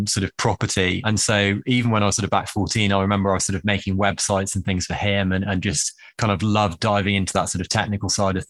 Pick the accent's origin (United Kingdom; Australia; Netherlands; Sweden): United Kingdom; England; accent: Harry Potter accent; also born or lived in Bristol / Manhattan, United States; my Harry Potter accent is authentic. I am English